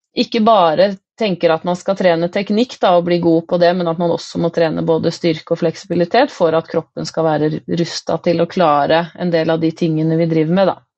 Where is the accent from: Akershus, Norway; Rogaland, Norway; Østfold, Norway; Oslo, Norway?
Akershus, Norway; Nittedal; moved away as an adult; now in Nord-Odal, Norway; Jeg kom jo fra Nittedal, som er en drøy time fra Nord-Odal.